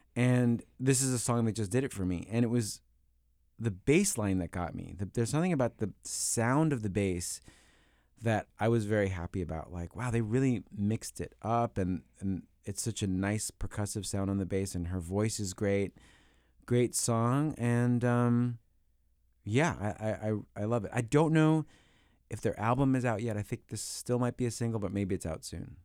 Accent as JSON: {"language": "English", "region": "New York", "country": "United States", "tie": "born or raised there", "said": "growing up in New York"}